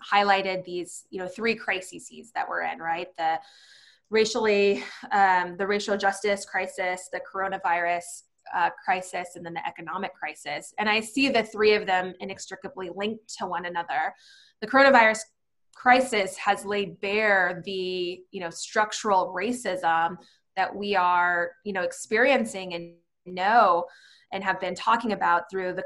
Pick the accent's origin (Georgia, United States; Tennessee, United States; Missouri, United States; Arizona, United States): Arizona, United States; Arizona is my home. It's where my parents were born. It's where I was born. It's where my family lives to this day.